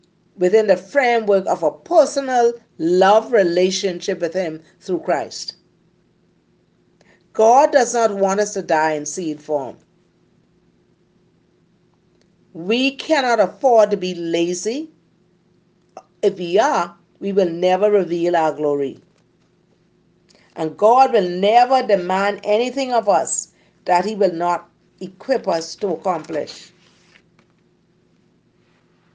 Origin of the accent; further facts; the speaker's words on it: Cat Island, Bahamas; I was born in Cat Island. And growing up, I grew up in a very poor environment.